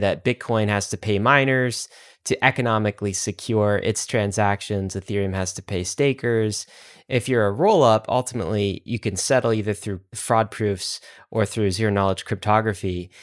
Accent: United States; as an American

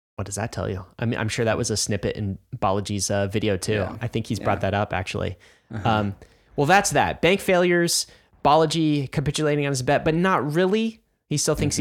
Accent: United States; I'm an American

